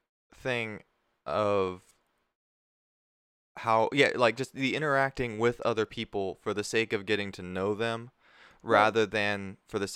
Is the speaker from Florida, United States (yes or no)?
yes; Tampa, Florida, United States; I'm from Tampa